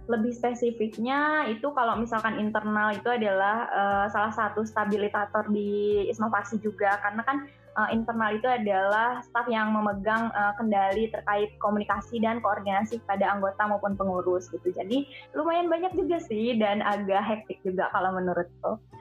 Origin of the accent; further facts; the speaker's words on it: West Java, Indonesia; Perkenalkan, Uh … dari hmm, hmm. Malaya, wilayah Priangan. Aku asli Sunda.